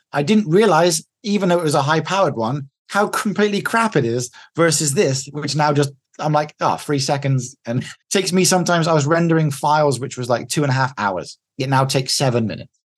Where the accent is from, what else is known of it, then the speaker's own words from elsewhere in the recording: England, United Kingdom; moved away as an adult; I'm the English guy in here